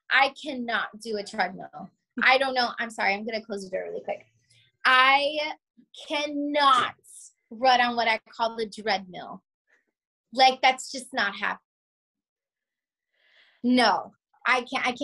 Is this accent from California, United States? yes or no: no; Pembroke Pines, Florida, United States; I am from Pembroke Pines, Florida, which that sounds like where the heck is that? And that is in the South Florida area.